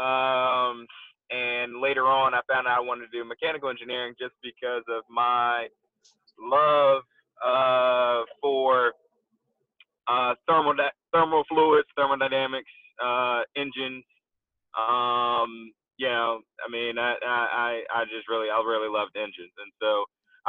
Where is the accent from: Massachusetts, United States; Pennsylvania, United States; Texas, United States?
Pennsylvania, United States; Philadelphia; moved away as an adult; also born or lived in Florida; now in Atlanta, United States; I'm originally from Philly